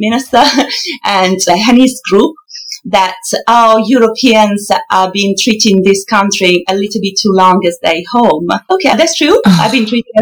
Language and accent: English; Milan, Lombardy, Italy; English is a second language; moved away as an adult; now in London, United Kingdom; I loved Italy. I come from Milan, beautiful city.